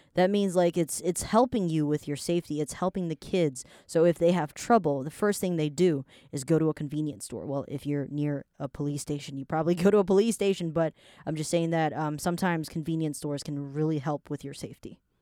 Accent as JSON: {"language": "English", "country": "Taiwan", "tie": "born or raised there", "said": "I was born in Taiwan."}